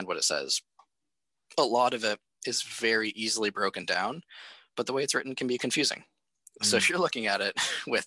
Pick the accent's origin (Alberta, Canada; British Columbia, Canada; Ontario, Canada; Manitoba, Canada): Ontario, Canada; near the Bruce Power nuclear site; we have the Bruce Power Nuclear Center very close to my hometown